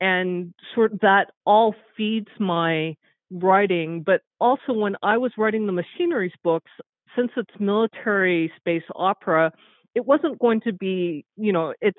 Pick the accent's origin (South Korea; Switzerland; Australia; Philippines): South Korea; moved away; also born or lived in United States; I'm Korean American, and I spent 9 years of my childhood in South Korea